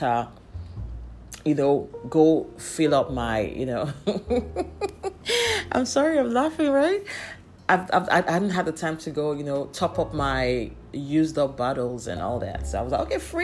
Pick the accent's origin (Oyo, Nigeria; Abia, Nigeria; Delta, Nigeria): Abia, Nigeria; I'm from Abbey Estate